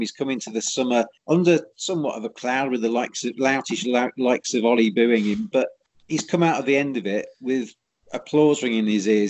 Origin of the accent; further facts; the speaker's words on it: England, United Kingdom; as an Englishman